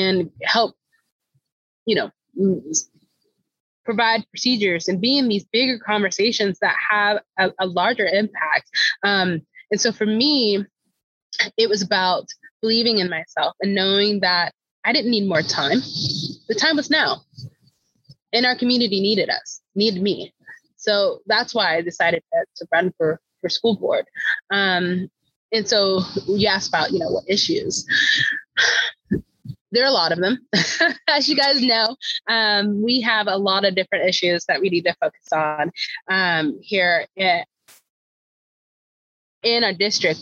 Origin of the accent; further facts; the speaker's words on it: Topeka, Kansas, United States; now in Lawrence, United States; I am originally from Topeka, Kansas. So no, I didn't get too far coming here to Lawrence.